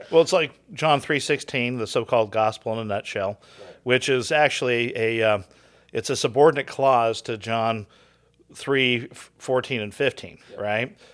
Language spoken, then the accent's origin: English; Southern California, United States; I grew up in Southern Cal